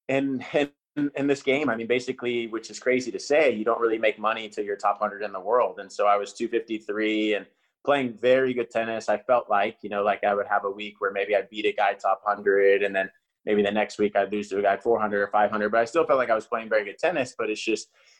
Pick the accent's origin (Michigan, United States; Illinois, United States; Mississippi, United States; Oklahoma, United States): Oklahoma, United States; now in Austin, United States; I grew up in Oklahoma